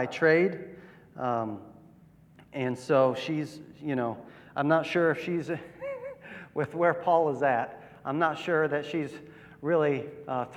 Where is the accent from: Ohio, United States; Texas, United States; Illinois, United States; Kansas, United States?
Ohio, United States; Akron; moved away as an adult; now in New Philadelphia, United States; I grew up in Akron, Ohio